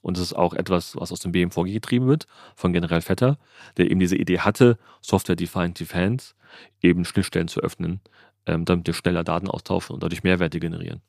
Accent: Germany

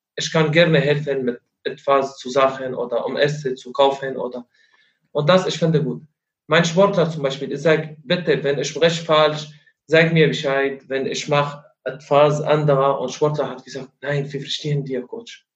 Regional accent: Syria; German is a second language; moved away as an adult; now in Rostock, Germany; Ich komme aus Syrien.

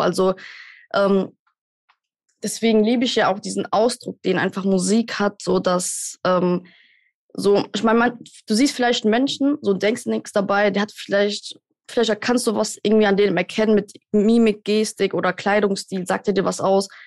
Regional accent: Germany; wir als Deutsche

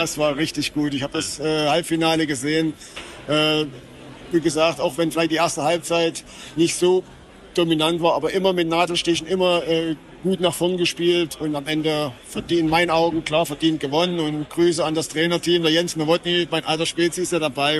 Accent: Germany; bei uns in Deutschland

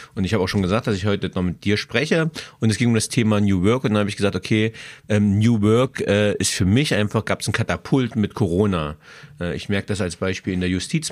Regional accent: Magdeburg, Saxony-Anhalt, Germany; born or raised there; now in Würzburg, Germany

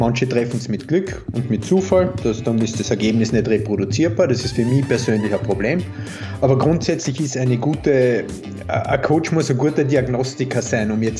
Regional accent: Carinthia, Austria; accent: mix of Carinthian, Styrian and Viennese; Ich komme ursprünglich aus Kärnten und bin so ein steirischer Grenzgänger, sprich, es ist ein bisschen ein Mischmasch aus Kärntnerisch, Steirisch und Wienerisch.

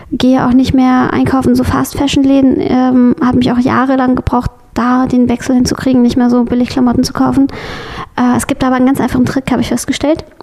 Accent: West Germany, Germany; Wie gesagt, ich bin im Westen aufgewachsen, nicht im Osten.

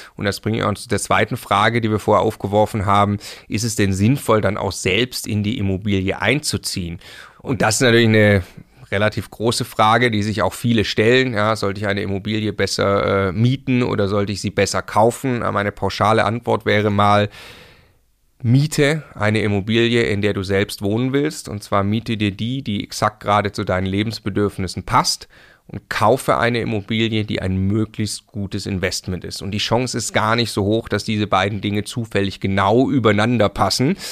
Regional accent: Stuttgart, Baden-Württemberg, Germany; moved away as an adult; now in Munich, Germany; ich komme ursprünglich aus Stuttgart

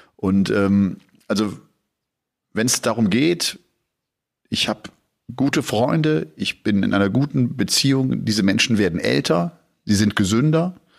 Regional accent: Bergisch Gladbach, North Rhine-Westphalia, Germany; aus Bergisch Gladbach, aus meiner, aus meiner Heimat auch

